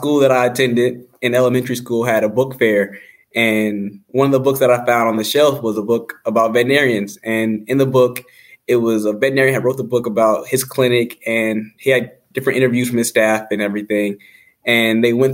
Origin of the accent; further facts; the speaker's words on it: Marietta, Georgia, United States; moved away as an adult; also born or lived in Jefferson City, Missouri; now in West Lafayette, United States; I am from Marietta, Georgia.